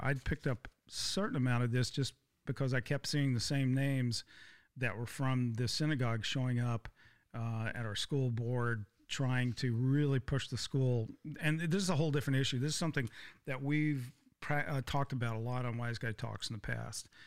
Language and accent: English; Texas, United States; I grew up in Texas, I'm fifth generation Texas